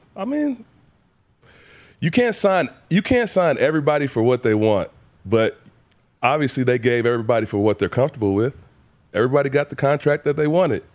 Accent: Saginaw Valley, Michigan, United States; moved away; so my hometown

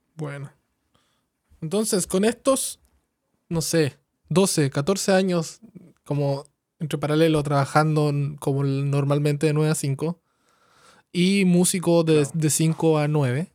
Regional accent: Coyhaique, Aysén, Chile; moved away as an adult; also born or lived in Santiago, Chile; now in Toronto, Canada; vengo de Coyhaique, ¿cachai? Me creí ah. 18 años de mi vida en un pueblo

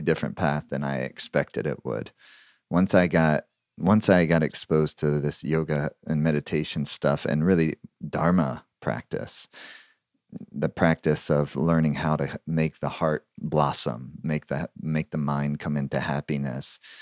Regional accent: Southeastern United States, United States; I was growing up in the Southeastern United States

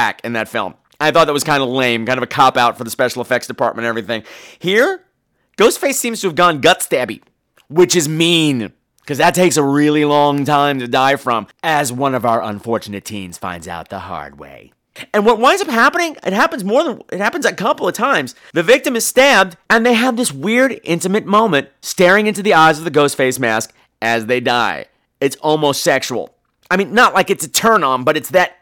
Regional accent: Long Island, New York, United States; I grew up on Long Island.

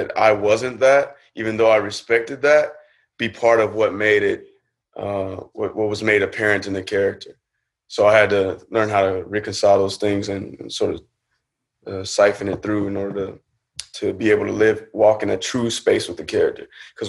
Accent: California, United States; I'm from California.

